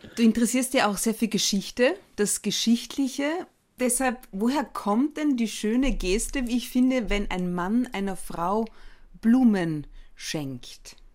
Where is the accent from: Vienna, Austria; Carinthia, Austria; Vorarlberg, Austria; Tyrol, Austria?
Carinthia, Austria; eine gebürtige Kärntnerin wie mich